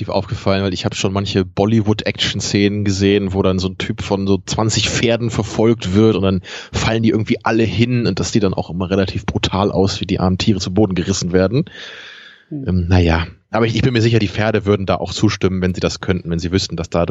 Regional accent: Braunschweig, Lower Saxony, Germany; born there; Ich bin ja in Braunschweig geboren. Da habe ich aber nicht so lange gelebt

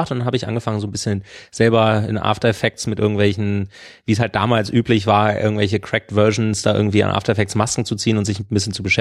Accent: Berlin, Germany; ich bin 1984 geboren in Berlin Mitte. Ähm, bin ein bin ein Ossi-Kind und bin in einer liebevollen Familie aufgewachsen.

